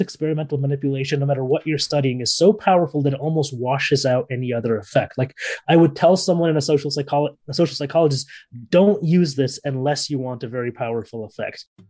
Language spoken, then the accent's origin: English; San Francisco, California, United States; moved away as an adult; also born or lived in Paris / Barcelona; now in London, United Kingdom; I was born and raised in San Francisco, California